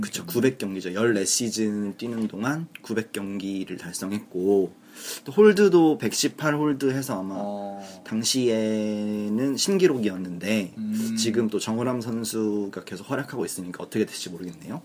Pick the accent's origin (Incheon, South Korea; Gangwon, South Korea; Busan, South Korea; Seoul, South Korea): Seoul, South Korea; 저는 서울 사람이기 때문에